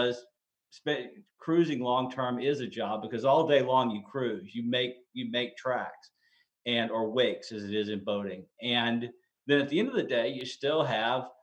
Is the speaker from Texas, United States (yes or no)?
yes; Dallas, Texas, United States; moved away as an adult; Dallas is my hometown